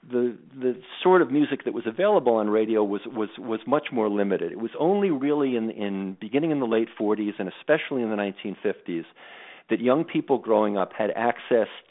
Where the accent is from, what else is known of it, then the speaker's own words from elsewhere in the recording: New York, United States; I'm a New Yorker